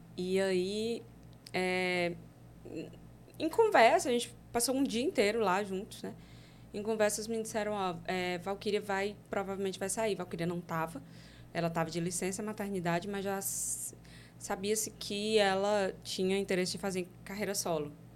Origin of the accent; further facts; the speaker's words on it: Fortaleza, Ceará, Brazil; Eu, eu sou do Ceará, sou de Fortaleza. E eu mora, morava lá em um bairro que é, é bem periferia mesmo